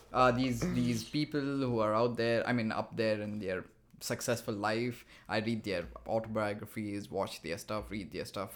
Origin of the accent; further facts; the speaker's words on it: India; moved away as an adult; now in Montreal, Canada; I'm from India